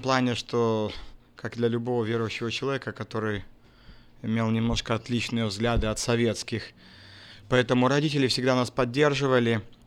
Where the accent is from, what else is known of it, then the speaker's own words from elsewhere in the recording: Vawkavysk, Grodno Region, Belarus; also born or lived in Crimea; now in Pinsk, Belarus; Родился в городе Волковыской Гродненской области